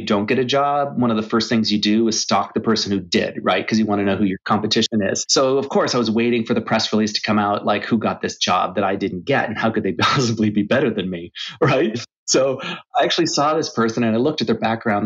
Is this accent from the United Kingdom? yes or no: no; Canada; moved away as an adult; also born or lived in Asia / Europe; I'm originally from Canada